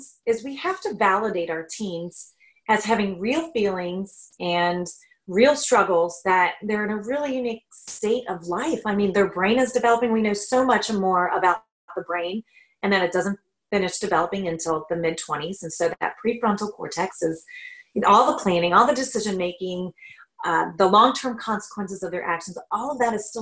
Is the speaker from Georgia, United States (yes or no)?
no; Northern Kentucky, United States; moved away as an adult; now in Canada; Kentucky, actually, Northern Kentucky, near Ohio.